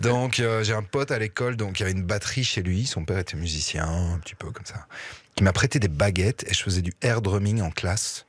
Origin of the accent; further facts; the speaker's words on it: Liège region, Wallonia, Belgium; j'ai grandi dans la région liégeoise